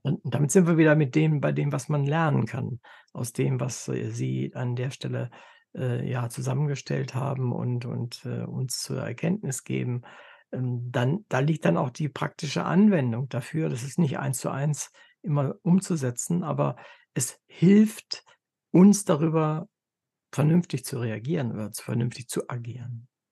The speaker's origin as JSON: {"language": "German", "country": "Germany", "said": "für uns als Deutsche"}